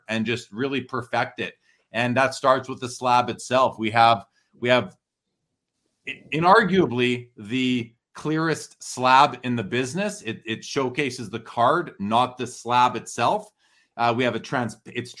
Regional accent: Winnipeg, Manitoba, Canada; now in Calgary, Canada; I'm from Winnipeg originally

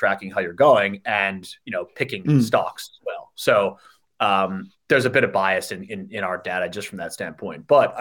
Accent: United States; moved away as an adult; now in Sydney, Australia; me as an American

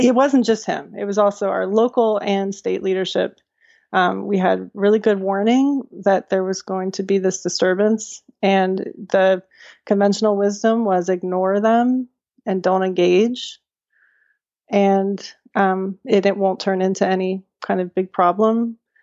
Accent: Charlottesville, Virginia, United States; growing up in Charlottesville and having been at the public schools all the way through my education

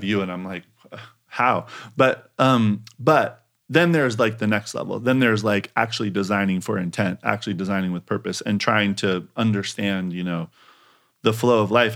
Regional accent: Eugene, Oregon, United States; moved away as an adult; also born or lived in Portland, Oregon / Japan; now in New York, United States; University of Oregon 'cause that's my hometown

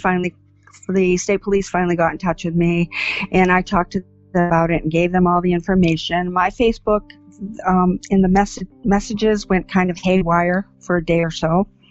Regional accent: Waterville, Maine, United States; Waterville, Maine. I did not live here at the time, but I was raised here

